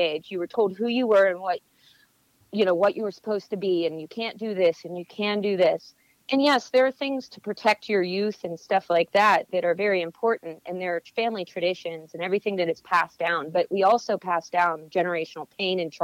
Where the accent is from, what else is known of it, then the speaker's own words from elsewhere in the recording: Greenville, Pennsylvania, United States; That's my hometown, Greenville, Pennsylvania